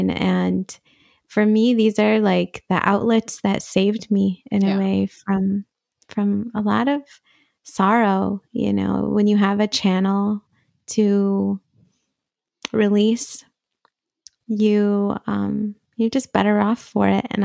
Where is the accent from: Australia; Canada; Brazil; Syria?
Syria; also born or lived in Riyadh, Saudi Arabia; I was born in Riyadh in Saudi Arabia. And I not Saudi Arabian. Yeah. I'm not Saudi. I'm Syrian. Um, my family is from Damascus, and we just happened to be in Saudi.